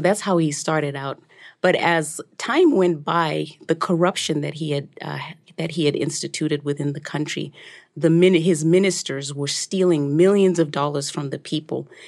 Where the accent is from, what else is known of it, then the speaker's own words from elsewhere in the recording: Zimbabwe; So when I was growing up in Zimbabwe